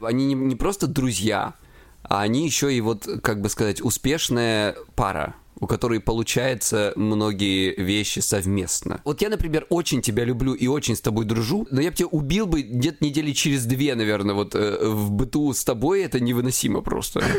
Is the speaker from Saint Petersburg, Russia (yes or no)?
no; Krasnodar Krai, Russia; я с Кубани